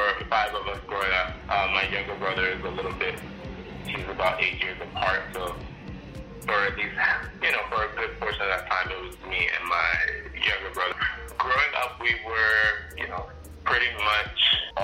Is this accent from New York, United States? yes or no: yes; New York City, New York, United States; I grew up on basically what would be considered the Upper West Side in a project housing